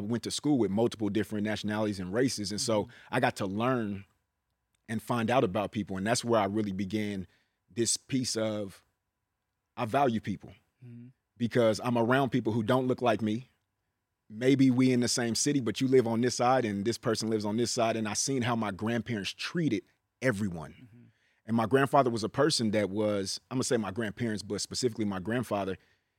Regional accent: Richmond, California, United States; So although I'm from Richmond, I am the Bay.

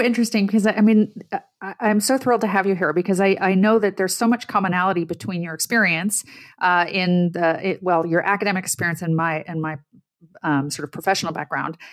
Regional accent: Ottawa, Ontario, Canada; I'm Canadian-born. I, I grew up in the middle class. I grew up in Ottawa

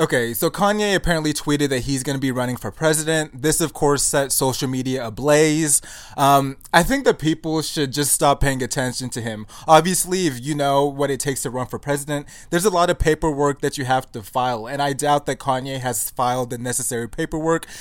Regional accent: United States; born or raised there

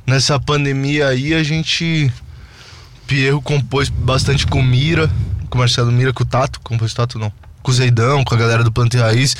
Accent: São Paulo, Brazil; a gente sempre morou muito pertinho, assim, que a gente é de Interlagos

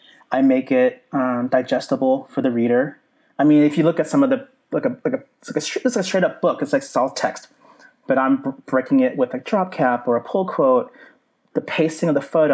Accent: San Jose, California, United States; moved away as an adult; also born or lived in Orange County, California / Chicago / Portland, Oregon / Boston; I grew up in San Jose, California

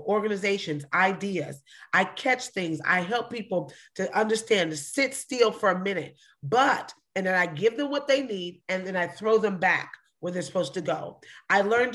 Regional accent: Long Beach, California, United States; I'm from Long Beach, California

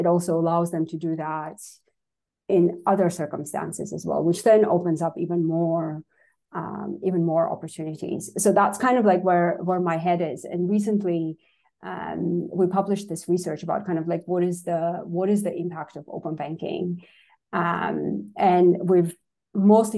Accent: Armenia; English is a second language; moved away; I was born and raised in Armenia

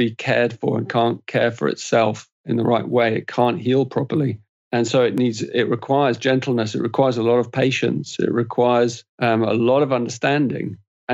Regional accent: England, United Kingdom; I'm an Englishman

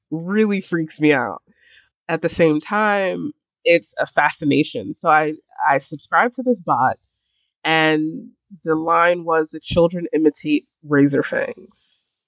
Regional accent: New York City, New York, United States; I was born in Brooklyn

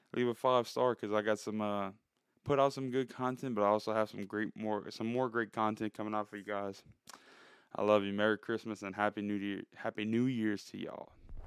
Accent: South Louisiana, United States; I'm nobody from South Louisiana

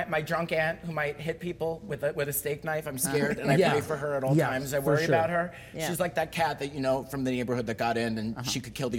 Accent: Staten Island, New York, United States; I'm from New York, Staten Island.

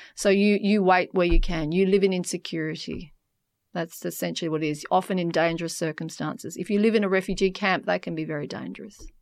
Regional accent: York, Western Australia, Australia; So I grew up in a country town um, in in Western Australia. I grew up in York

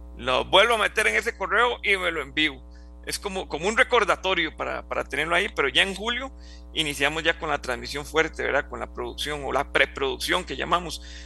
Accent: Juan Viñas, Cartago, Costa Rica; yo soy de Juan Viñas, de Cartago

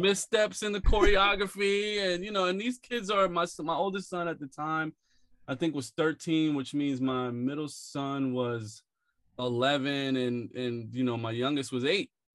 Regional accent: Philadelphia, Pennsylvania, United States; now in New York, United States; I grew up in West Philly, a few blocks away from Fresh Prince

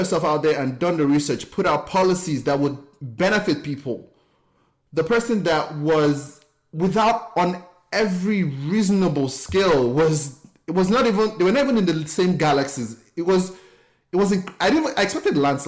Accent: Nigeria; moved away as an adult; now in United States; Growing up in Nigeria, I felt like it, I felt like I didn't fit

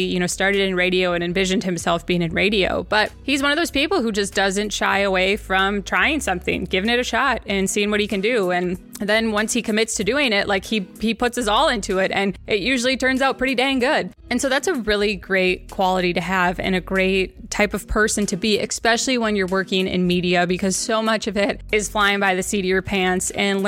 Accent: Wisconsin, United States; I'm a Wisconsin girl

